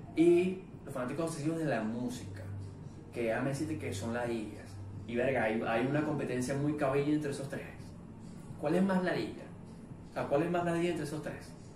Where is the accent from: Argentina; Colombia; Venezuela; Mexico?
Venezuela; soy venezolano